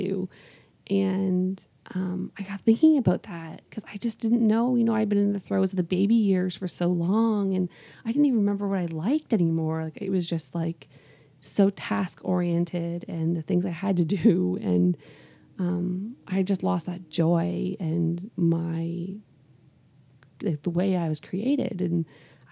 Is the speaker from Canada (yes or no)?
yes; Canada; moved away as an adult; now in Northwest Indiana, United States; I'm from Canada. So I have not been living here in Northwest Indiana for a super long time.